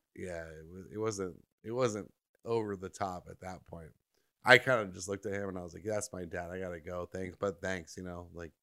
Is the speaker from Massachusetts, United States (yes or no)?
no; Orange County, California, United States; where I grew up in Orange County